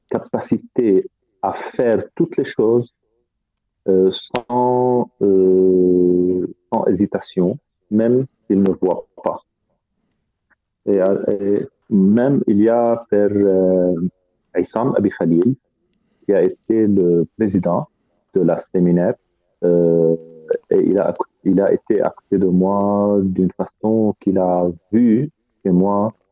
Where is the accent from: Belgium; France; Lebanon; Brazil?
Lebanon; en admettant nos erreurs les uns envers les autres en tant que Libanais